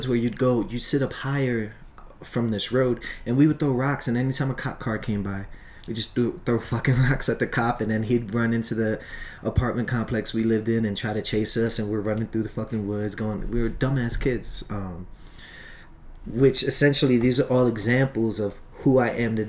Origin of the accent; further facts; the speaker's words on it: Long Island, New York, United States; also born or lived in Brooklyn, New York; I was born in Brooklyn, and then I was raised in Long Island